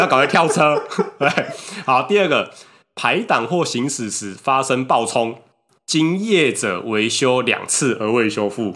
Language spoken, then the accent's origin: Chinese; Taiwan; 我们台湾这边还好